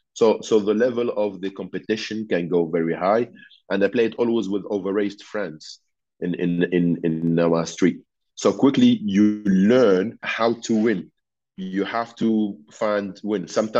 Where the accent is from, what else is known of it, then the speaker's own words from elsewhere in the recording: Tunisia; English is a second language; now in England, United Kingdom; So I came from Tunisia in July or June. In Tunisia, it was like 45 degrees and it was rainy, dark, in Bolton.